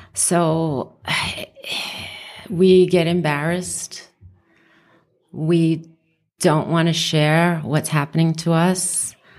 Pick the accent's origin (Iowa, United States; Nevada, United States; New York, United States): New York, United States; New York City; moved away as an adult; also born or lived in Westchester, New York / Long Island, New York; now in Las Vegas, United States; I grew up in the Bronx